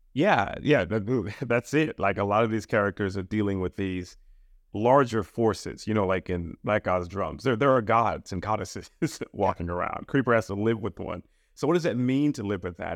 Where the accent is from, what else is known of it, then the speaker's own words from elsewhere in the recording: Trinidad & Tobago; moved away; also born or lived in Queens, New York, United States; I was born in the United States. My parents are from the Caribbean, uh, from Trinidad, and I was sent back